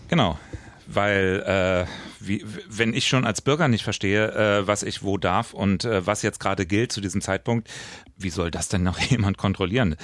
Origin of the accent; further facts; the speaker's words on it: West Germany, Germany; Ich bin Wessi